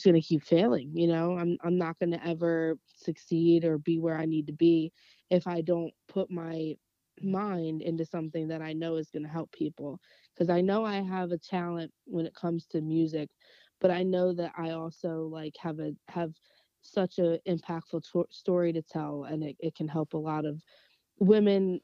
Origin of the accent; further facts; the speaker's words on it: New Jersey, United States; growing up in South Jersey, very, very close to Camden